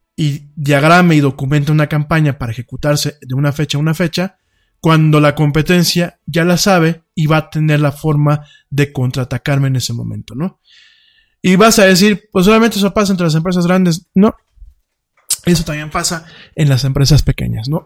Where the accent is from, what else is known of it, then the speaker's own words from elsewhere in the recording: Mexico; somos los mexicanos como muchos otros pueblos, somos gente muy barata